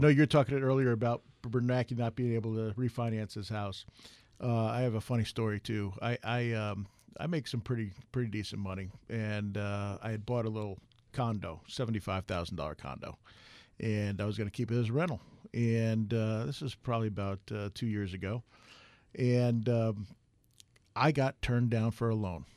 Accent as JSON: {"language": "English", "region": "East Coast", "country": "United States", "tie": "born or raised there", "moved": "yes", "lives_now": "Arizona, United States", "said": "I grew up on the East Coast"}